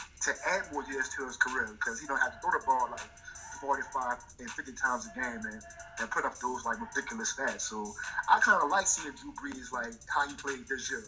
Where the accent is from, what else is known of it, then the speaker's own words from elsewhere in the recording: New Orleans, Louisiana, United States; our New Orleans culture